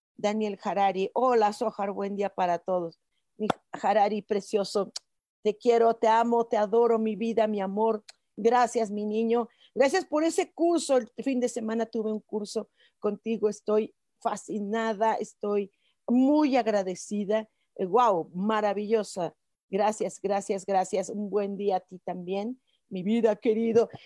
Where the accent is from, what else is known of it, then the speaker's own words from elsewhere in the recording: Mexico; como mexicanos.